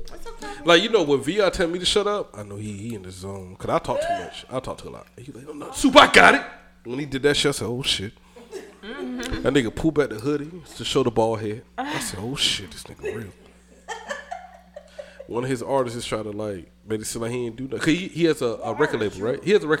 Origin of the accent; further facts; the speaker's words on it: Georgia, United States; accent: country; I am country. I'm from Georgia.